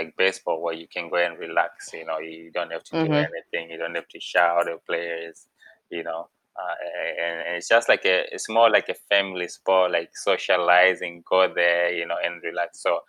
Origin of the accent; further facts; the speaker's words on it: Zimbabwe; moved away as an adult; now in United States; We can say that I'm from Zimbabwe, for example. I'm from Zimbabwe. I was born in Zimbabwe, you know. But when I came to the US, I was like 18, 19, you know.